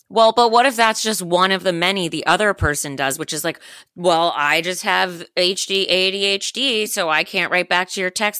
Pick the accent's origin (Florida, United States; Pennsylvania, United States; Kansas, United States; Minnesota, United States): Florida, United States; Miami; I am from Miami